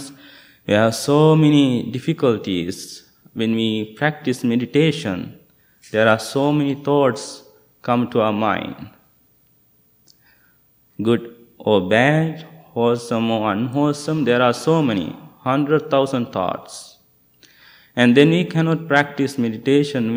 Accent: Sri Lanka; moved away; I'm from Sri Lanka.

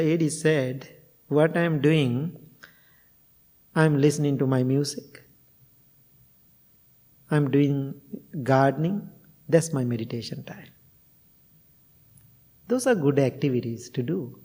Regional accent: Sri Lanka; moved away as an adult; now in United States; I'm coming from Sri Lanka

